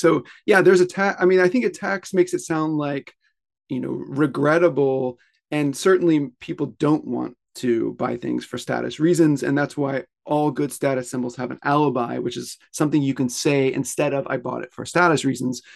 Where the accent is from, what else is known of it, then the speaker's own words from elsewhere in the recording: Pensacola, Florida, United States; moved away as an adult; now in Tokyo, Japan; I grew up in the South, mostly in Pensacola, Florida